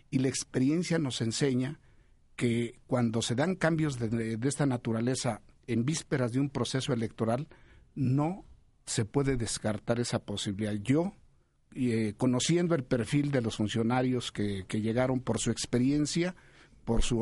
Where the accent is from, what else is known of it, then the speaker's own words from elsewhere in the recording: Mexico; como periodista y como mexicano estoy completamente de acuerdo